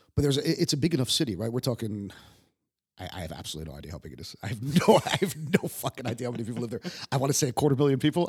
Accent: Yonkers, New York, United States; moved away as an adult; also born or lived in Manhattan; now in Prague, Czech Republic; I was born in New York.

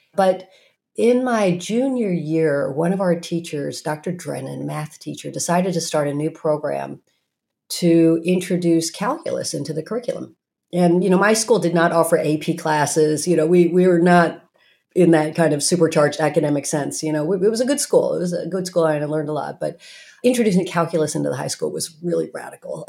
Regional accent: Norman, Oklahoma, United States; moved away; also born or lived in Morristown, New Jersey; I grew up in Norman, Oklahoma

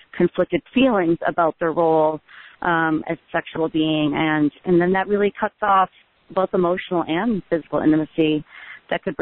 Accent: Midwest, United States; where I grew up in the Midwest

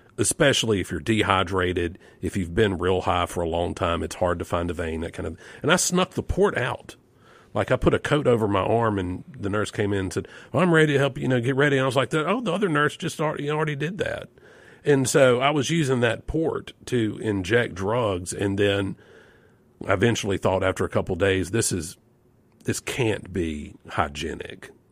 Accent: Yazoo City, Mississippi, United States; growing up in Yazoo City.

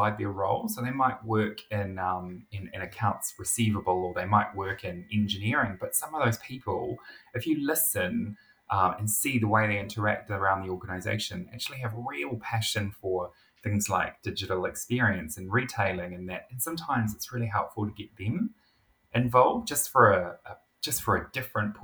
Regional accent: New Zealand; As a New Zealander

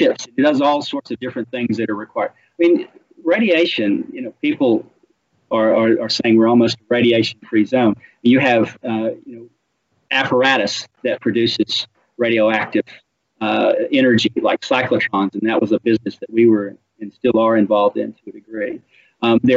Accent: Tennessee Valley in northwest Georgia, United States; moved away as an adult; now in Australia; I grew up in the Tennessee Valley in northwest Georgia, where we had nuclear reactors on these pristine, beautiful lakes

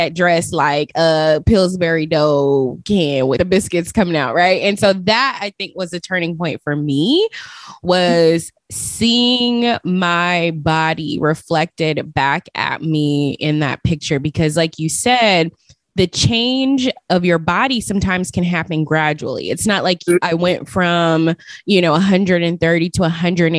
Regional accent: Las Vegas, Nevada, United States; moved away; I'm originally from Las Vegas

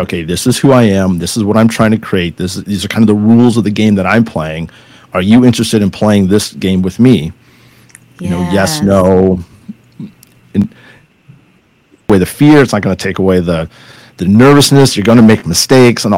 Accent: California, United States; I'm from California

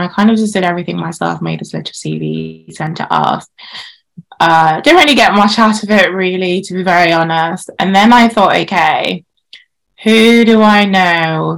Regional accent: Nigeria; now in United Kingdom; growing up in Nigeria, Nigeria is a very patri- patriarchal society.

